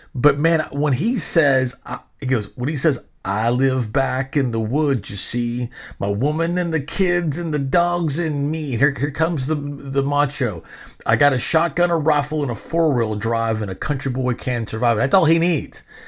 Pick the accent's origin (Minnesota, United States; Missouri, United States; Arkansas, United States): Arkansas, United States; Benton; now in Texas, United States; I'm seven years old, living in the bottom of a dirt road in a trailer in Benton, Arkansas